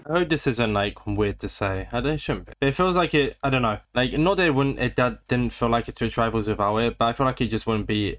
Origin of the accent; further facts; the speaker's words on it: United Kingdom; I am British. I live in Britain